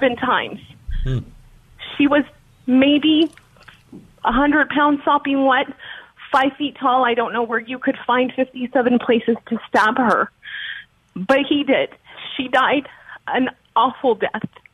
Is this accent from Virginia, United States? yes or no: no; Texas, United States; I'm from Texas